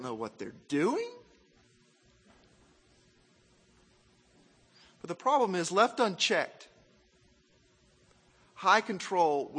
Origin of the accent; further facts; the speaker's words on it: Arkansas, United States; also born or lived in Mississippi; I was raised in Arkansas